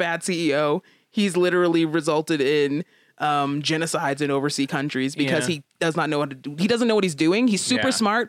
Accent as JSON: {"language": "English", "country": "United States", "said": "I'm an American"}